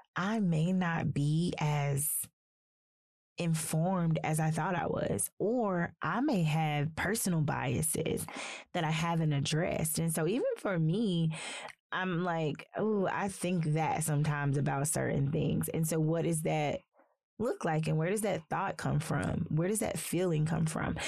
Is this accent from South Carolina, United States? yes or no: yes; South Carolina, United States; also born or lived in Athens, Georgia; now in Northwest Arkansas, United States; I'm from South Carolina, so I'm from the South